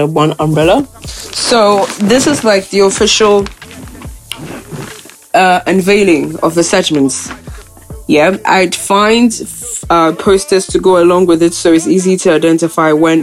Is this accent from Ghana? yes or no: yes; Ghana; being Ghanaian